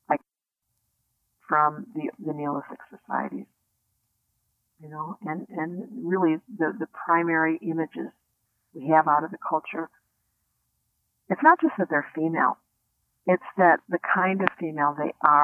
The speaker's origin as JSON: {"language": "English", "country": "United States", "tie": "born or raised there", "said": "I grew up in the United States"}